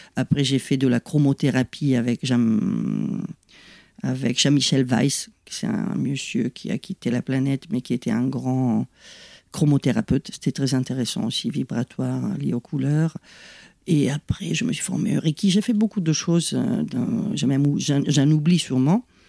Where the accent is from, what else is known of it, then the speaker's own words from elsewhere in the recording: Italy; French is a second language; moved away as an adult; now in France; je suis italienne, pas d'origine italienne, mais italienne, j'y tiens